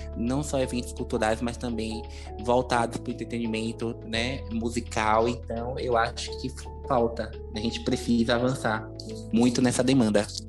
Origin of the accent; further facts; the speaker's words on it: Salvador, Bahia, Brazil; sou morador da Cidade Baixa, nascido e criado aqui